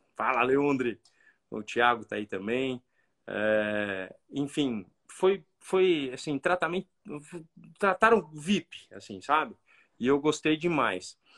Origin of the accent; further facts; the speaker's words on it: Brazil; nós somos brasileiros